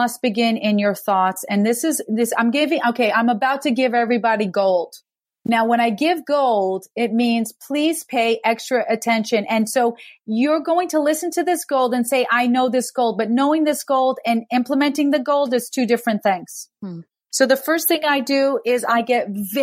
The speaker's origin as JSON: {"language": "English", "region": "New York", "country": "United States", "said": "I'm a New Yorker"}